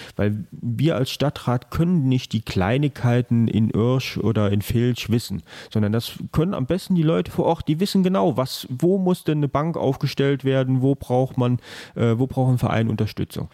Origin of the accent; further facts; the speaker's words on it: Rhineland-Palatinate, Germany; bei uns in Rheinland-Pfalz